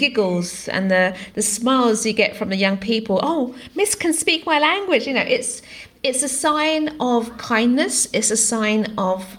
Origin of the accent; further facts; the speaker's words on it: United Kingdom; first language Greek; English is a second language; I was born in the UK, but I came from a family where English wasn't my first language. My parents were migrants to the country, and speaking Greek was my language